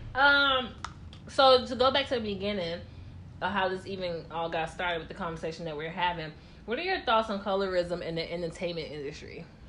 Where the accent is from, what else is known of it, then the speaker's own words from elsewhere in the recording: Tennessee, United States; I'm from Tennessee